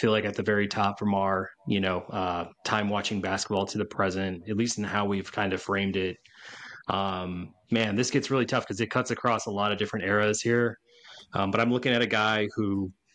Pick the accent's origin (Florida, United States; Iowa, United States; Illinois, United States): Illinois, United States; Chicago; I'm from Chicago